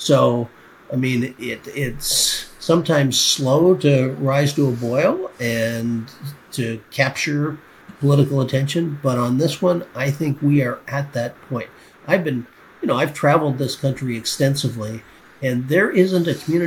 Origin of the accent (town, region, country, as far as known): Canada